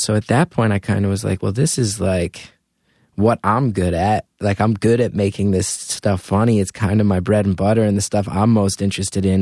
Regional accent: northern New Jersey, United States; now in Brooklyn, United States; I grew up in New Jersey and went to Rutgers

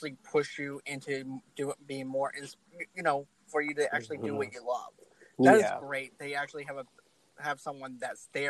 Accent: Boston, Massachusetts, United States; I'm a guy from Boston

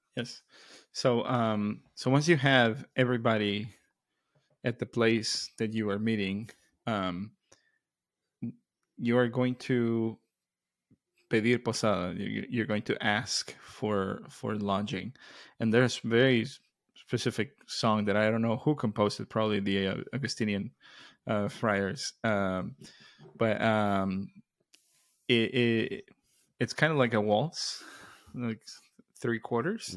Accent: Mexico; moved away; growing up in Mexico

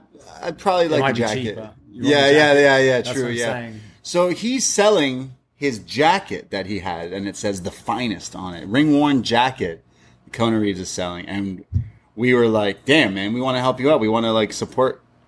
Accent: Canada; that's true. We're Canadian.

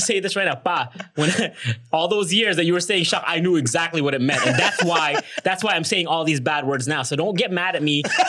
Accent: New Jersey, United States; now in Philippines; We have friends in a lot in New Jersey where I grew up

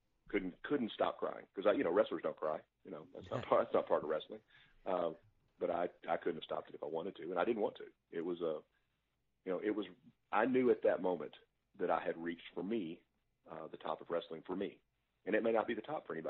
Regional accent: Pine Bluff, Arkansas, United States; I grew up in Pine Bluff, Arkansas

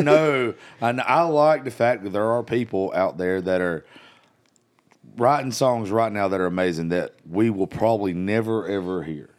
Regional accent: South Georgia, United States; moved away; I grew up in South Georgia

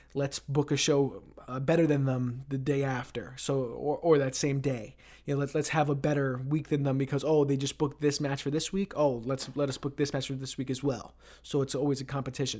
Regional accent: New York City, New York, United States; now in Ithaca, United States; my hometown of Queens, New York.

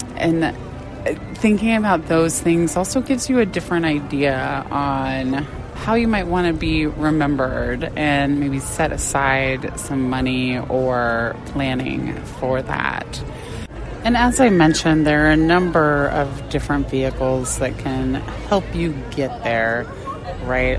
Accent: Arizona, United States; born and raised in Arizona

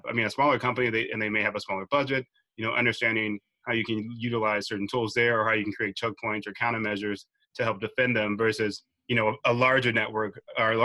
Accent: Dallas, Texas, United States; I'm originally from Dallas, Texas

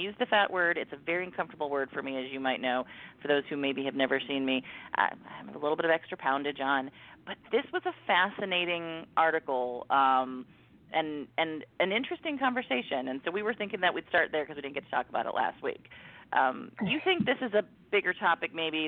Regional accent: Mansfield, Ohio, United States; moved away; I go home to my hometown of Mansfield, Ohio

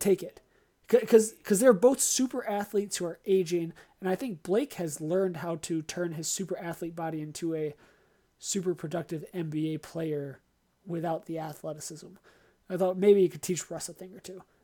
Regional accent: Baltimore, Maryland, United States; moved away; also born or lived in Michigan; I grew up in Baltimore before moving to Michigan

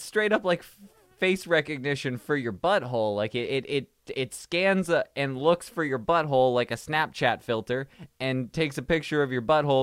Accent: Canada; I'm Canadian. I'm too Canadian for this

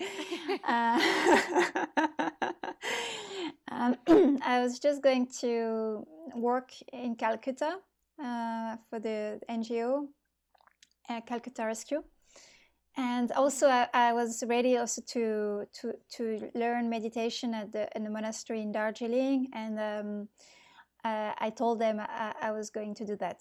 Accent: near Bordeaux, Nouvelle-Aquitaine, France; moved away; I'm from southwest of France. It's near Bordeaux.

